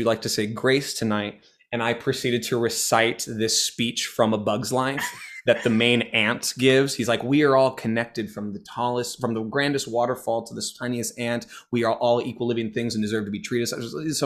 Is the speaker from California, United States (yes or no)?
yes; San Francisco, California, United States; moved away; also born or lived in Ann Arbor, Michigan; I'm from San Francisco, the Bay